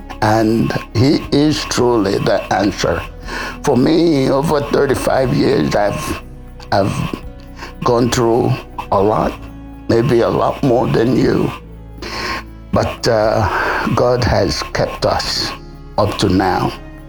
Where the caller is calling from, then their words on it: South Sudan; I'm calling in from South Sudan. And we are enjoying our rainy season and humid weather.